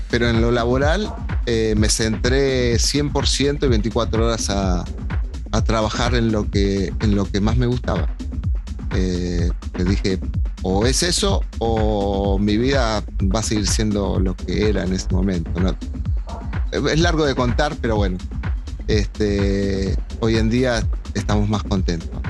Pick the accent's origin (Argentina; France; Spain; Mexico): Argentina; moved away as an adult; Yo en realidad me fui en el 2000 de Argentina y volví Y después me fui en el 2008, que fue el quiebre este que te digo yo